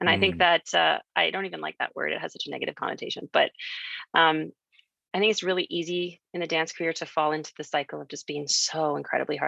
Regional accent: Canada; moved away as an adult; also born or lived in New York City, United States / Philadelphia, United States; growing up in Canada

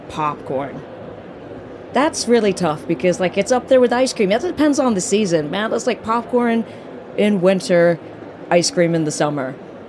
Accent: London, United Kingdom; I'm from London in the United Kingdom.

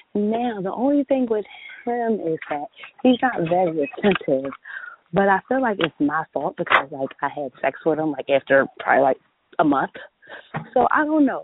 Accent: Philadelphia, Pennsylvania, United States; I'm from Philly

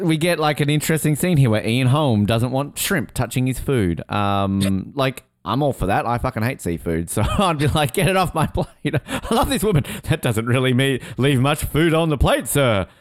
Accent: Hobart, Tasmania, Australia; I grew up in Hobart

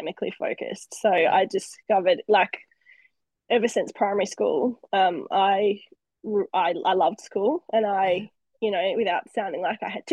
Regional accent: Launceston, Tasmania, Australia; also born or lived in Western Australia / Queensland; moved to Tassie when I must have been about six. So, and then grew up in Launceston up there. So I claim that I'm a Tasmanian

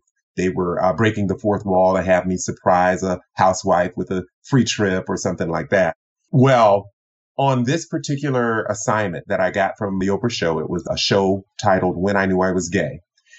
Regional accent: the Bible Belt, United States; also born or lived in Tokyo, Japan; growing up in the Bible Belt, I am the son, I'm the youngest of three, I'm born in Tokyo, Japan, son of an Air Force Chief Master Sergeant

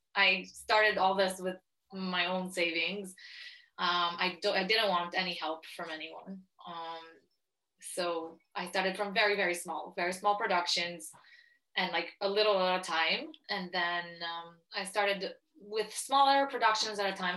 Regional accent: Italy; moved away; growing up in Italy, um, I mean, it's very different because very different for me than for other people, just because I'm Jewish and Orthodox.

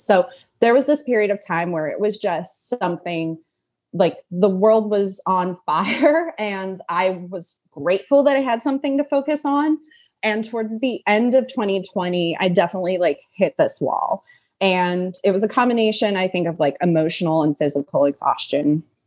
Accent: Los Angeles, California, United States; moved away as an adult; now in Brooklyn, United States; I'm actually originally from Los Angeles, and now I live in Brooklyn.

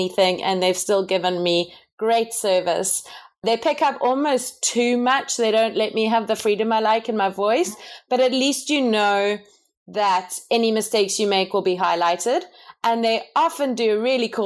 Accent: South Africa; moved away as an adult; also born or lived in Canada; We come from South Africa, in case anyone was wondering what the weird accent is

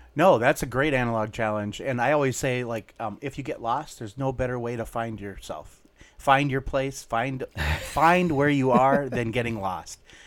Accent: Minnesota, United States; we grew up in Minnesota

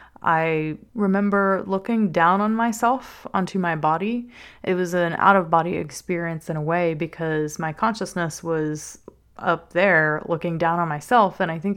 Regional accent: Covington, Louisiana, United States; I am from South Louisiana, a little town named Covington. It's just north of New Orleans. You might hear the accent every now and then.

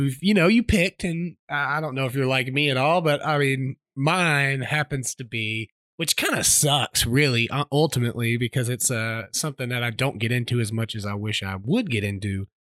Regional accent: Kansas, United States; I'm from Kansas, buddy.

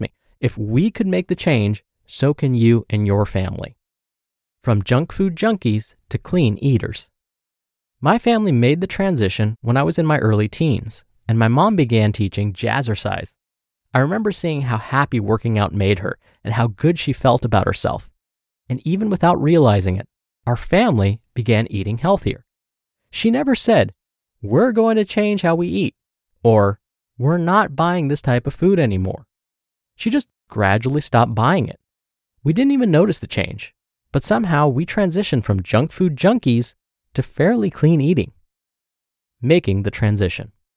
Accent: Michigan, United States; Growing up in Michigan, my house was positioned above a convenience store

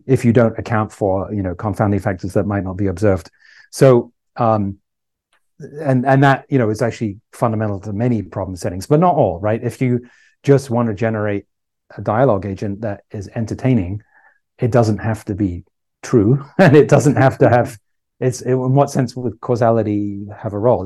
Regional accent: England, United Kingdom; moved away as an adult; also born or lived in Ireland / Canada; now in California, United States; I grew up in England

